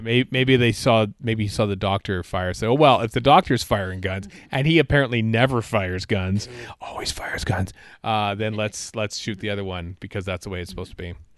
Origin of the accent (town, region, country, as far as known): Canada; also born or lived in Edmonton, Alberta